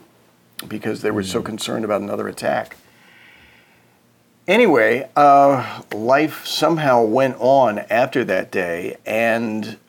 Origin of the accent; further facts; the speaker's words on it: United States; moved away as an adult; also born or lived in New York / Brooklyn; I grew up outside Washington, D.C.